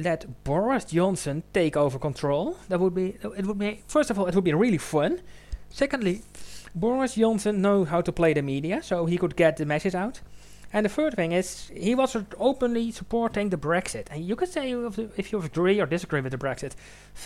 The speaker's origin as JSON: {"language": "English", "town": "Eindhoven", "region": "North Brabant", "country": "Netherlands", "tie": "born or raised there", "said": "Eindhoven, it's my hometown. I spent most of my life in Eindhoven"}